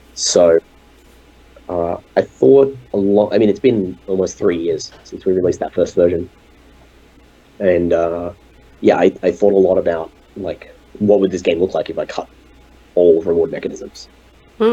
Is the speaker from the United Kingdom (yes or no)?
no; Australia; an Australian game developer